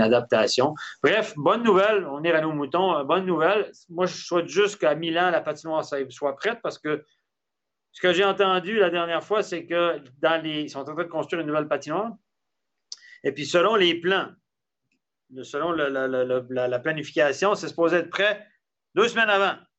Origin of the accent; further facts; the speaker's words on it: Quebec City, Quebec, Canada; c'est mon bled, c'est là d'où je viens, la région de Québec